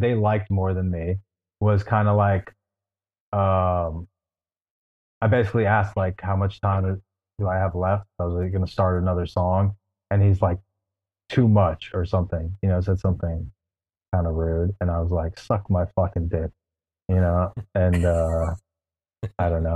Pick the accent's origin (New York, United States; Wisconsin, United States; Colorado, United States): New York, United States; Westchester; now in New York City, United States; I'm from the suburbs of New York City, mostly Westchester, New York